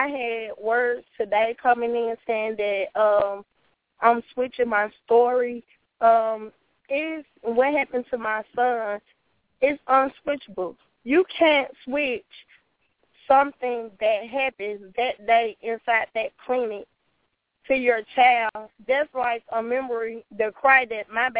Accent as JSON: {"language": "English", "town": "Greenville", "region": "Mississippi", "country": "United States", "moved": "yes", "lives_now": "Memphis, United States", "said": "I'm originally from Greenville, Mississippi."}